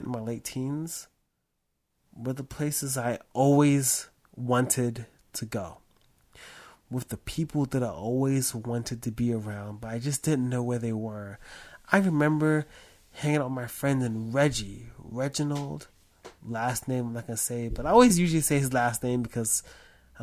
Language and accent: English; New York City, New York, United States; I grew up in Harlem